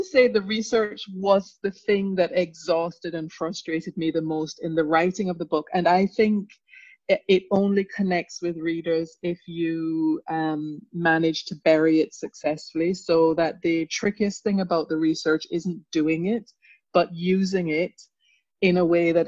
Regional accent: England, United Kingdom; also born or lived in Jamaica; I am also a Jamaican by background who left Jamaica very young and who went to England very young and went to boarding school.

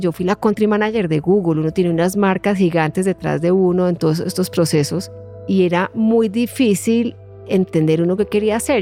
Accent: Colombia; moved away as an adult; now in Ireland; mi dificultad era el haber perdido esos vínculos afectivos y de cariño y de protección que uno tiene en un entorno como el colombiano, de, propios de una familia colombiana

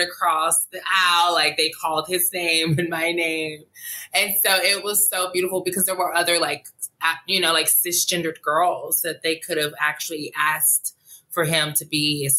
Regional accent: Montgomery, Alabama, United States; now in Los Angeles, United States; I was born and raised in Montgomery, Alabama

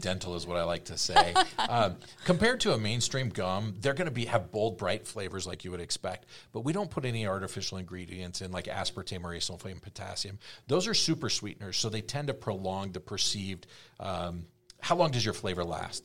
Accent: East Coast, United States; I grew up on the East Coast and I'm so West Coast

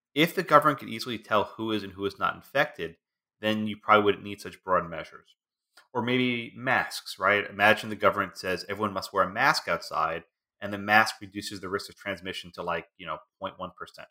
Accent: Texas, United States; My home state of Texas

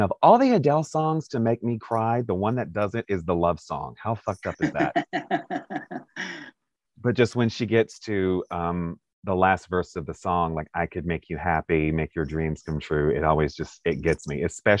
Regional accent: Stockbridge, Georgia, United States; born there; I was about 3 years old and I'm at my grandparents' house because I was born in Stockbridge, Georgia.

